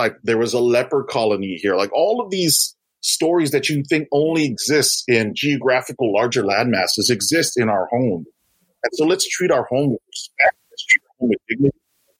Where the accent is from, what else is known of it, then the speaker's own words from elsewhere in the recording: Tamuning, Guam; I grew up here in Tamuning, Guam, which is right near Tumon, which is the mini Waikiki, right?